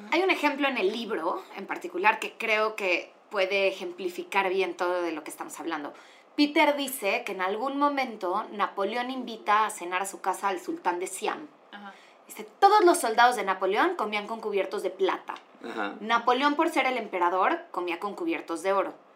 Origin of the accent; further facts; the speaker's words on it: Mexico; yo como mexicana